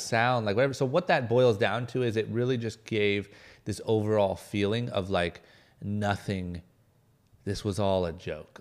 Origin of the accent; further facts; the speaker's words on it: Akron, Ohio, United States; moved away as an adult; now in Los Angeles, United States; I'm a guy from Akron, Ohio, like middle of nowhere, skipped college, moved to L